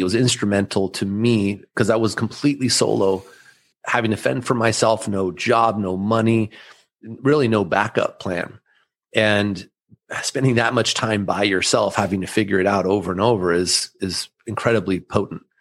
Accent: Southern California, United States; first language German; English is a second language; I'm the firstborn of immigrant parents from Austria that moved here in the late 70s. And I grew up here in Southern California

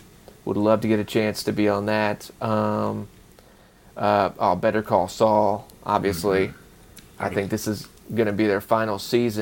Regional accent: the Carolinas, United States; I grew up in the Carolinas

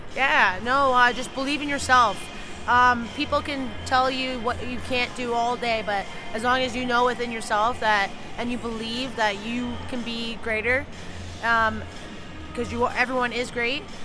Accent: Toronto, Ontario, Canada; I grew up in Toronto

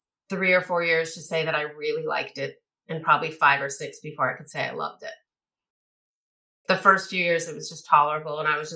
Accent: Minnesota, United States; moved away as an adult; now in Los Angeles, United States; I'm from Minnesota.

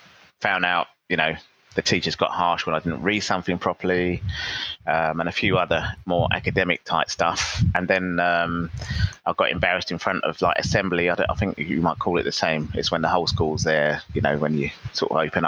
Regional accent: London, United Kingdom; moved away as an adult; now in Philippines; I grew up in the 70s in London, going to school, and the part of London where I grew up was near the River Thames, near Tower Bridge and London Bridge

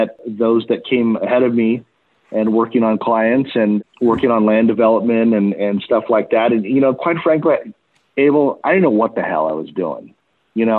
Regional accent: Los Angeles, California, United States; And I'm originally from East Los Angeles

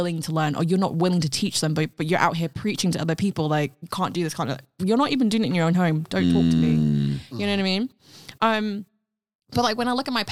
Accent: United Kingdom; first language Cantonese; English is a second language; the duality of being British and also the expectancy to be upholding being Asian, like being Chinese as well in a country that is not originally your country

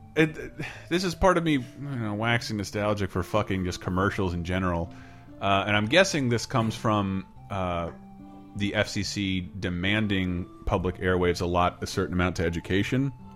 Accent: Florida, United States; moved away; I do go home for two weeks to Florida every year

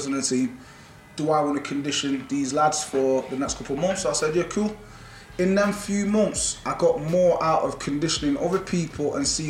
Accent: Jamaica; born there; also born or lived in England; I was born in Jamaica, so our national sport, just like in England, is football.

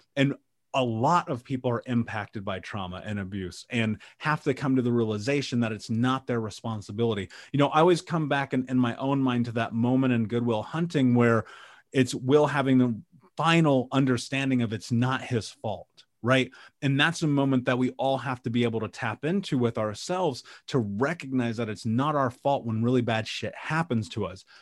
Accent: Indianapolis, Indiana, United States; I grew up in Indianapolis

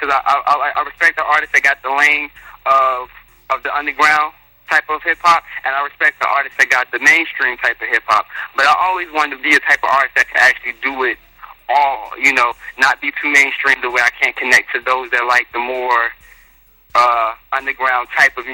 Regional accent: North Carolina, United States; also born or lived in Newark, New Jersey; I was born in Newark, was raised in North Carolina

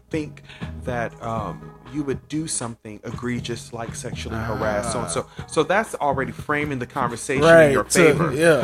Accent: Dallas, Texas, United States; right here in my hometown in Dallas.

